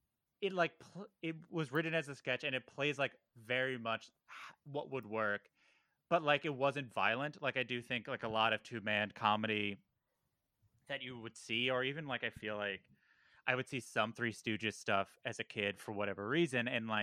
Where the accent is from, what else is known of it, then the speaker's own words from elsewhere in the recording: Valley Stream, New York, United States; I grew up in Valley Stream